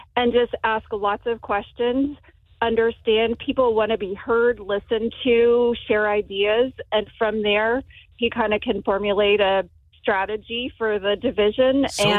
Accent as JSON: {"language": "English", "town": "Titusville", "country": "United States", "said": "from Titusville."}